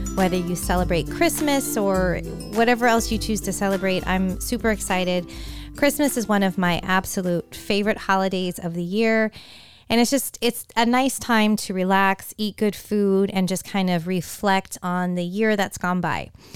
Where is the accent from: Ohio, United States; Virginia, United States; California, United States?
California, United States; San Francisco Bay Area; growing up, in the San Francisco Bay Area with so many Raiders fans